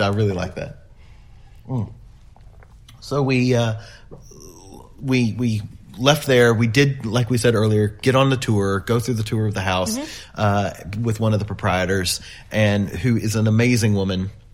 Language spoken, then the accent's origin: English; United States; being very American